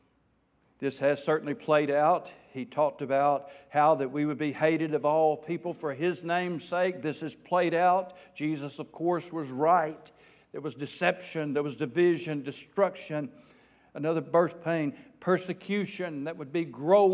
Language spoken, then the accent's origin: English; South Arkansas, United States; I am from South Arkansas